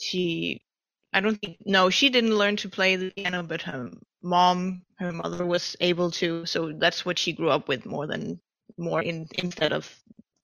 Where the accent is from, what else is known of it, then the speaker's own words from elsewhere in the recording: Denmark; I am from Denmark